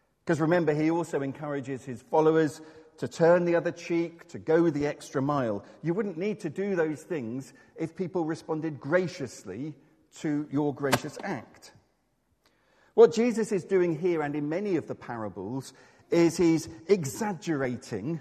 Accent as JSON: {"language": "English", "town": "Exmouth", "region": "South West England", "country": "United Kingdom", "tie": "born or raised there", "said": "When I was growing up in Exmouth, there was a shop just across the road"}